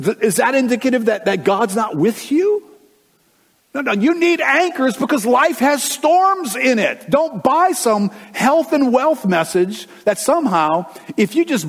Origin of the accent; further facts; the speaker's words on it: United States; us as Americans